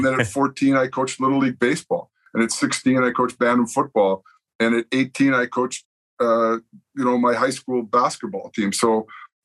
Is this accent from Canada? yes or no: yes; Winnipeg, Manitoba, Canada; moved away as an adult; also born or lived in Lethbridge; I grew up in Winnipeg, inner city, lousy